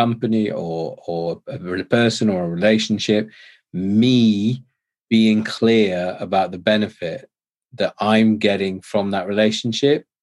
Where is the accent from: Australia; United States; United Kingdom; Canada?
United Kingdom; England; I'm too English